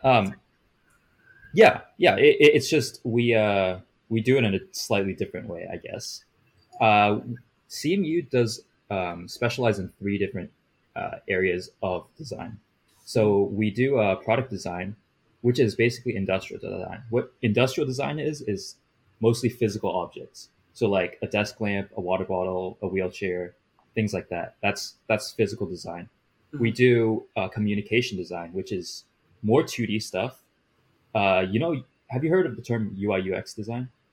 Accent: Bay Area, California, United States; I was born in the Bay Area and I've lived here for my whole life

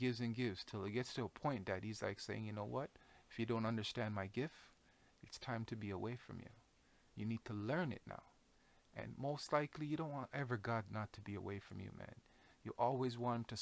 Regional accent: Jamaica; moved away; I come from Jamaica. I come from a background of very strong women, very strong men, very outspoken people

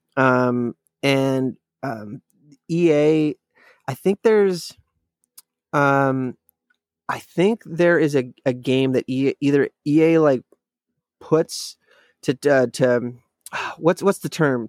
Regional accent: Alaska, United States; growing up in Alaska

